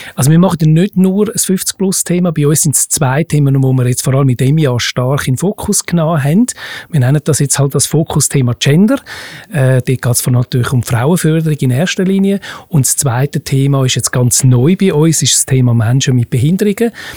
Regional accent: Switzerland; bei uns in der Schweiz

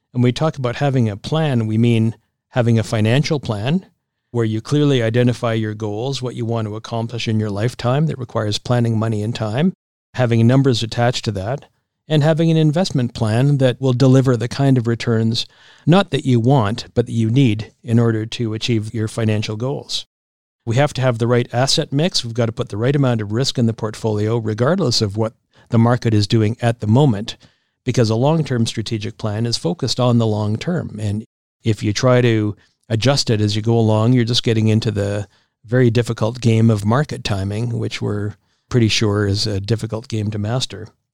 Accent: Regina, Saskatchewan, Canada; moved away; my hometown of Regina.

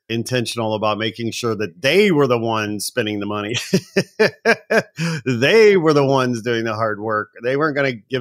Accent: Gary, Indiana, United States; I'm from Indiana

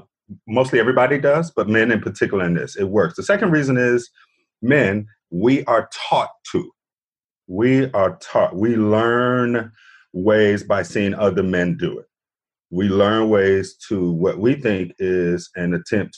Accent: Chicago, Illinois, United States; moved away as an adult; now in Atlanta, United States; I'm born and raised in Chicago

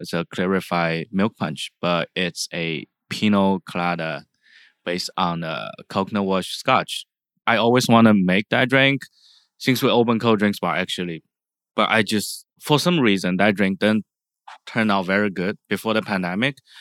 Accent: China; now in San Francisco, United States; I'm from China.

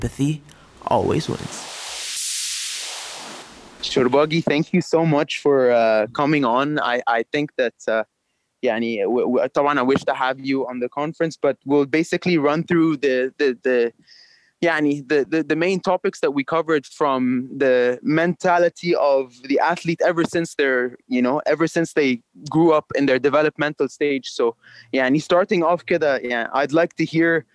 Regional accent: Egypt; Egypt is also my home country

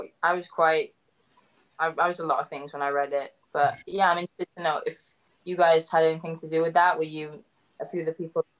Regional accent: Cardiff, Wales, United Kingdom; moved away as an adult; also born or lived in Georgia, United States; I love Wales. I love being Welsh.

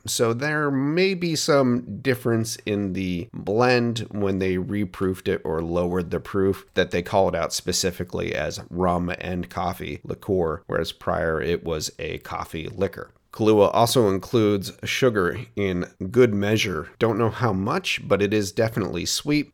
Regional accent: Portland, Oregon, United States; my hometown restaurant named Huber's

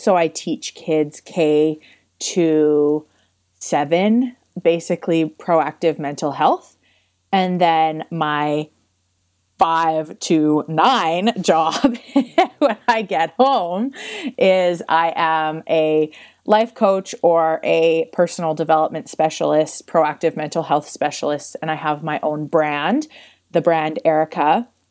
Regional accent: Crossfield, Alberta, Canada; I grew up in Crossfield, Alberta

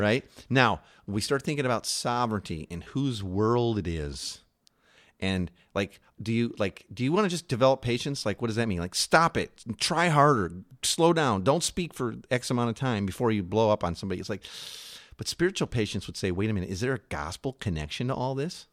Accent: Chicago, Illinois, United States; moved away; also born or lived in New York; we're you know, originally from Chicago, but we were living in New York at the time.

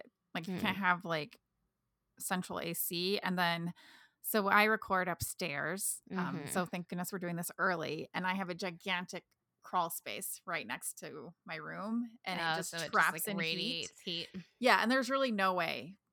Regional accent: Southern California, United States; moved away; I grew up in Southern California

